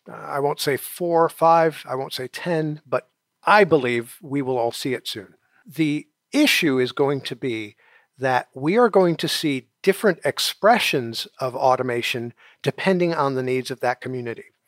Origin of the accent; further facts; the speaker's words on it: New York City, New York, United States; I'm originally from New York City